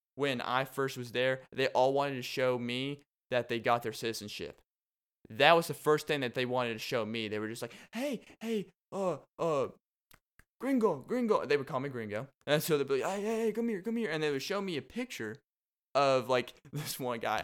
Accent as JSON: {"language": "English", "region": "Arkansas", "country": "United States", "tie": "born or raised there", "also_born_or_lived": "Austin, Texas", "moved": "yes", "said": "you were born and raised in Arkansas"}